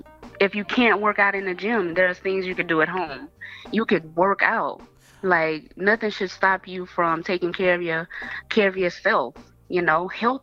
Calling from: Dallas, Texas, United States; I'm calling from Dallas.

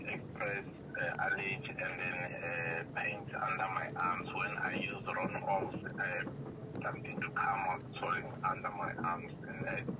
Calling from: Tembisa, Gauteng, South Africa; I'm calling you from Gauteng in Tembisa.

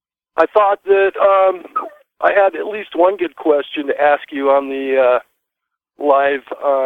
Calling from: California, United States; That's just, we're just north of Baja, California.

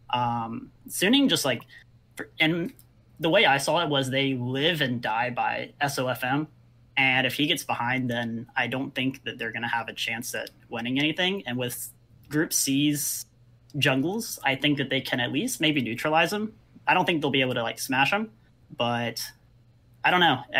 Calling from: Seoul, South Korea; I am calling from Seoul, South Korea.

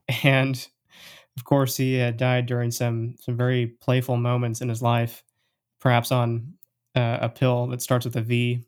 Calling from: Portland, Oregon, United States; I'm here from Portland, Oregon, the land of the hipsters and incredibly expensive coffee.

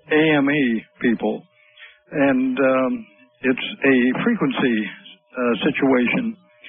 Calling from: Portland, Oregon, United States; I'm calling from Portland, Oregon.

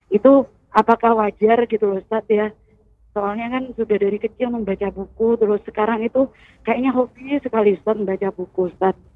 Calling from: Bondowoso, East Java, Indonesia; Saya dari … dari Bondowoso.

